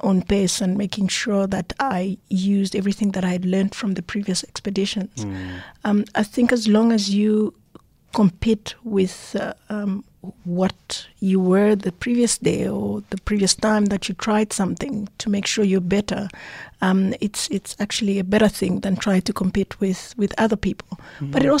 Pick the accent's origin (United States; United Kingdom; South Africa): South Africa; I'm proudly South African.